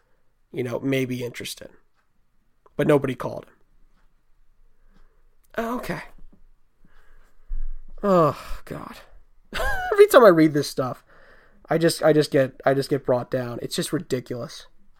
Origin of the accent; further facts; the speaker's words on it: New York City, New York, United States; I grew up in New York City.